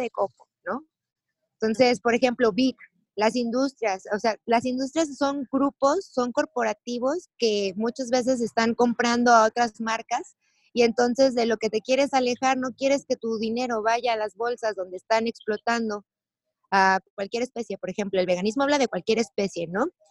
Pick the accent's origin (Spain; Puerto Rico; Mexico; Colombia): Mexico; Jalisco; also born or lived in Tulum; Jalisco pues es donde yo nací